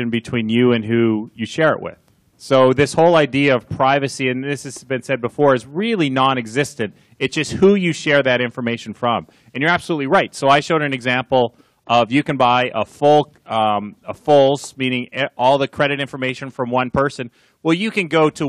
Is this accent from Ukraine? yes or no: no; Canada; now in United States; I'm Canadian